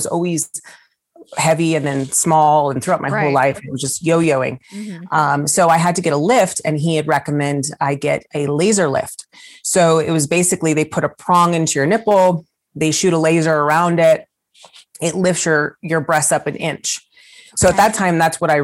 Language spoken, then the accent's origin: English; the Bay Area, California, United States; I'm from the Bay Area.